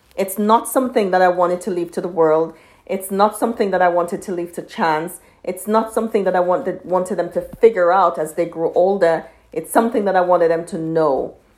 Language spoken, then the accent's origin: English; Jamaica; I'm from Jamaica and our history is slavery